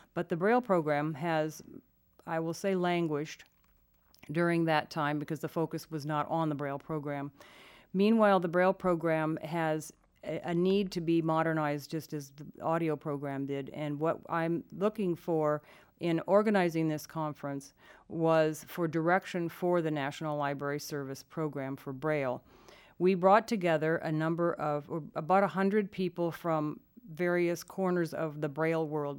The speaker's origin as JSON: {"language": "English", "region": "Iowa", "country": "United States", "tie": "born or raised there", "said": "I grew up in Iowa"}